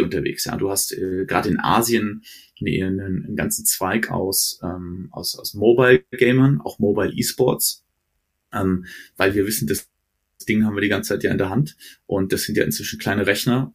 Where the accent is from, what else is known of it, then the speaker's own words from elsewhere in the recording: Frankfurt, Hesse, Germany; also born or lived in Stuttgart / Herzogenaurach; now in Munich, Germany; ich bin Frankfurter Jung, also in Hesse, äh, äh, war danach in Schwabe, in Stuttgart